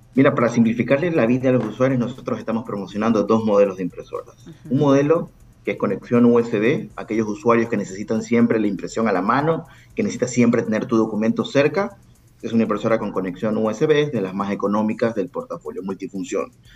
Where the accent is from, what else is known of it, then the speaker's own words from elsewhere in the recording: Ecuador; also born or lived in Guayaquil; soy ecuatoriano, tengo base en Ecuador